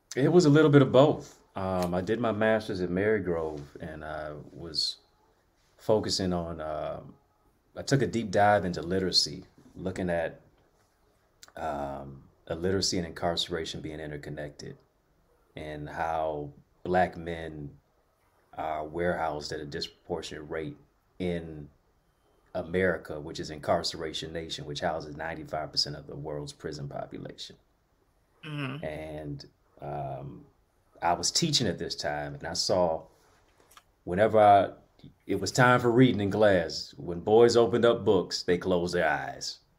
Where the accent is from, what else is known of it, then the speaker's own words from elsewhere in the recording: Detroit, Michigan, United States; I'm from Detroit